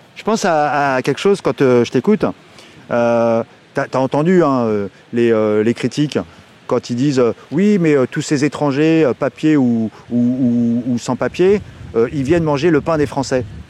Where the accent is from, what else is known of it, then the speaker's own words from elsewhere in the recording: Republic of the Congo; moved away as an adult; also born or lived in Cuba; now in France; Je suis d'origine du Congo-Brazzaville